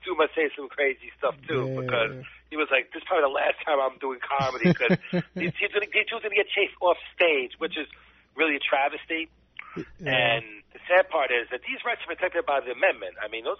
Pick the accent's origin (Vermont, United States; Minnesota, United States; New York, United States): New York, United States; New York City; I grew up in the Bronx.